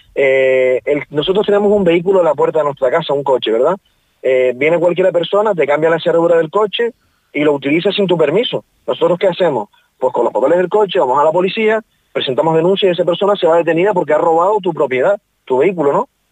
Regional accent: Tenerife, Canary Islands, Spain; now in Fuerteventura, Spain; yo soy de Tenerife, pero considero que esta es mi tierra

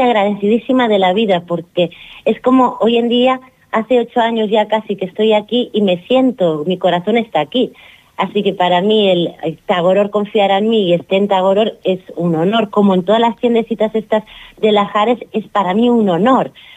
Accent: Girona, Catalonia, Spain; also born or lived in Barcelona; now in Fuerteventura, Spain; no nací en Girona porque casi me moría y nací en Barcelona, pero soy de Girona

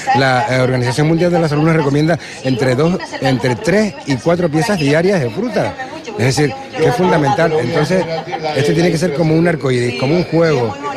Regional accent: Canary Islands, Spain; por mi tierra mato

